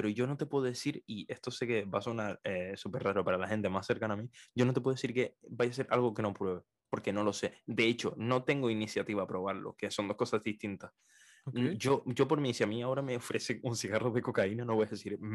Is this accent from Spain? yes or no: yes; Canary Islands, Spain; accent: Canarian; yo, yo, tengo un acento canario muy neutro, o sea, donde más se me nota son en la pronunciación de las Z y las c